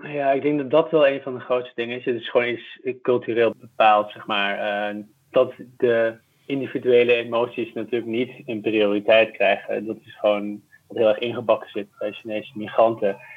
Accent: Tilburg, North Brabant, Netherlands; accent: Brabant; moved away as an adult; also born or lived in Middelburg / Hoogerheide; now in Amsterdam, Netherlands; ik ben opgegroeid bij de Belgische grens.

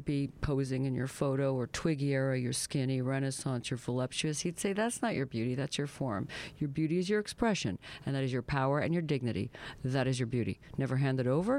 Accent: the Maritimes, Canada; I'm from the Maritimes

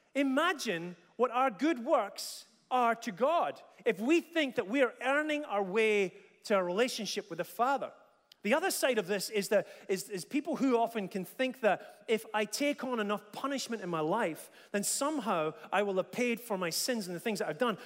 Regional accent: Dundee, Scotland, United Kingdom; When I was about five or six years old, uh, growing up in Dundee

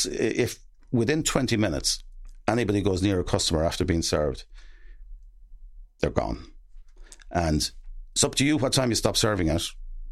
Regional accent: Gortnahoo, Ireland; I'm from Gortnahoo. Myself and Shane Long are two famous people from Gortnahoo.

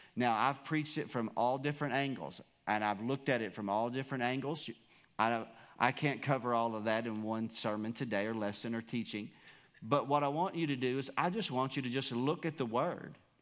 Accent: United States; You and I, as American citizens

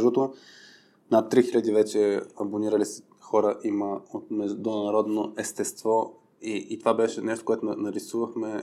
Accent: Burgas, Burgas Province, Bulgaria; Аз съм от Бургас и, и съм на път да стана яка батка бургаска

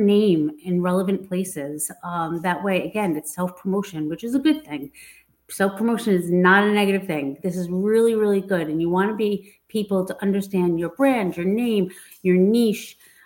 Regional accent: Massachusetts, United States; I'm from Massachusetts

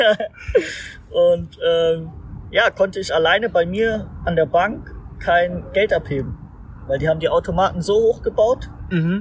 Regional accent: Mainz, Rhineland-Palatinate, Germany; moved away; ich bin in Mainz geboren

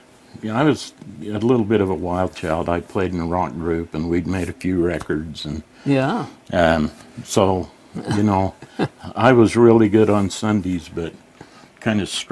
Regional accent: Plain City, Utah, United States; I'm from Plain City

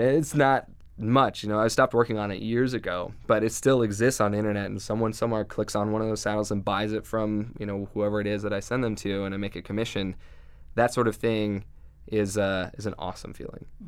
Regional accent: Southeast Idaho, United States; I grew up in Southeast Idaho where there was not a whole lot of internet

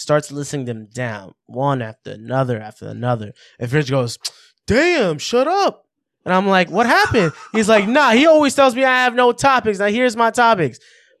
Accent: New York City, New York, United States; as a New Yorker

